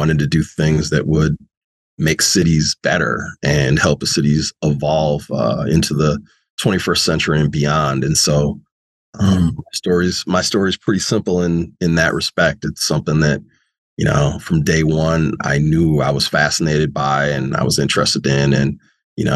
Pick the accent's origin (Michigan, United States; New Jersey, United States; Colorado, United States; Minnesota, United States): Minnesota, United States; St. Paul; also born or lived in Charlotte Amalie, St. Thomas, U.S. Virgin Islands / California / Arizona / New York; I was raised in St. Paul, and I grew up sort of halfway on the east side of St. Paul and in the historic Rondo neighborhood of St. Paul.